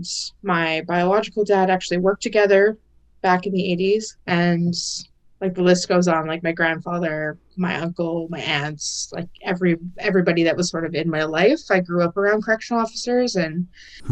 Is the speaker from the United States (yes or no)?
no; The Pas, Manitoba, Canada; moved away as an adult; now in Saskatoon, Canada; So I'm currently living in Saskatoon, but I was raised and I'm from the Paw, Manitoba